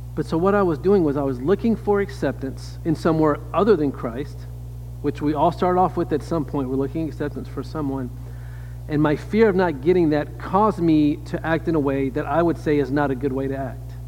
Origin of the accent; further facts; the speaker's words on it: Louisiana, United States; I am from the South. I grew up in Louisiana